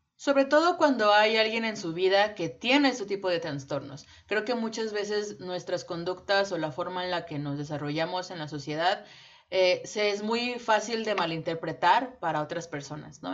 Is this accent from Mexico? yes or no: yes; Mexico; nosotras somos eh, nacidas y criadas en México